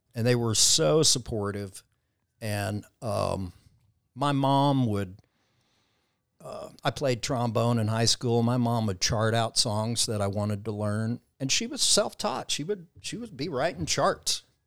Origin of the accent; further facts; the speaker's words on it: Southwest Missouri, United States; now in Nashville, United States; Grew up on a farm in Southwest Missouri